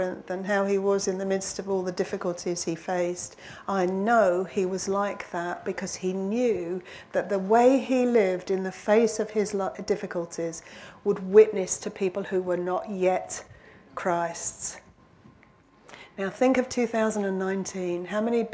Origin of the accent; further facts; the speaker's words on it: London, United Kingdom; now in Warwickshire, United Kingdom; I come from London, but I come from a little village